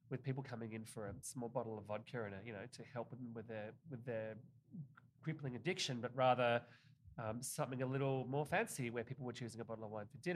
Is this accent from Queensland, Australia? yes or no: no; Tasmania, Australia; also born or lived in Victoria; I moved all over Australia. I grew up in Tasmania, which is the bottom state of Australia, very much like the Vermont of Australia, but but like uh, an island.